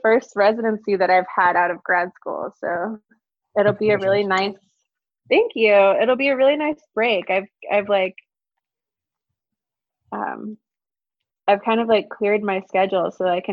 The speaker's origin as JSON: {"language": "English", "region": "Alabama", "country": "United States", "tie": "born or raised there", "moved": "yes", "said": "I'm from here. My family's lived here for centuries, actually. So yeah, my family history is like very, very rooted in Alabama. And a lot of my aesthetic kind of, I think, comes from growing up in the South"}